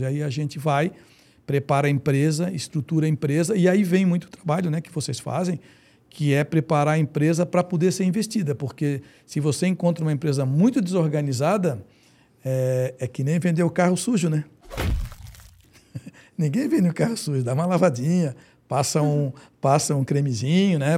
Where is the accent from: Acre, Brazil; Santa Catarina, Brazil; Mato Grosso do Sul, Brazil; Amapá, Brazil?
Santa Catarina, Brazil; Florianópolis; eu sou manezinho da gema